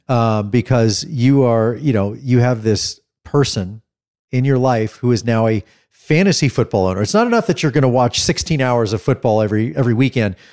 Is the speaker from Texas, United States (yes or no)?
yes; Dallas, Texas, United States; also born or lived in Oklahoma; I grew up here in Texas